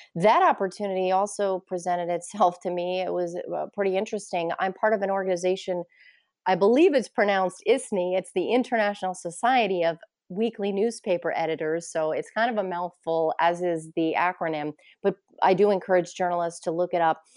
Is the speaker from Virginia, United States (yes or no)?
no; Poughkeepsie, New York, United States; moved away as an adult; also born or lived in Ithaca, New York / Plattsburgh, New York; now in Bellingham, United States; my hometown, which is Poughkeepsie, New York